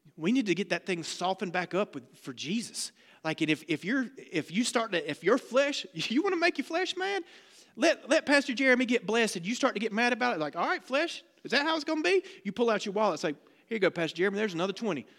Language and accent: English; the South, United States; I'm from the South